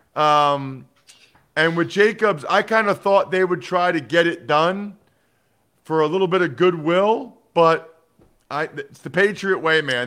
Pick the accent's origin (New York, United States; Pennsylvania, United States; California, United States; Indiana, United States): Pennsylvania, United States; Wyomissing; I grew up a huge Eagles fan outside of Philly and Reading